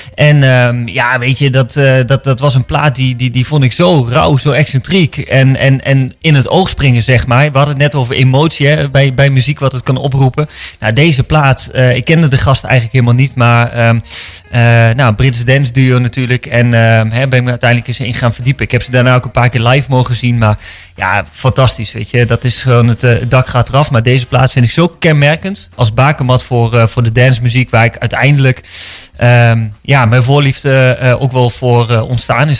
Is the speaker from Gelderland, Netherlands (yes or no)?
yes; Winterswijk, Gelderland, Netherlands; moved away as an adult; also born or lived in Randstad; in mijn tienerjaren in de Achterhoek in Winterswijk, waar ik vandaan kom